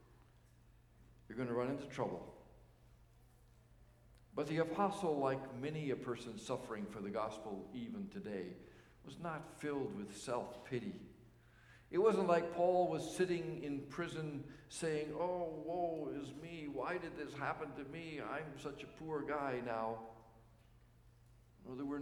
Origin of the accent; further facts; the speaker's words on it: Canada; as Canadian citizens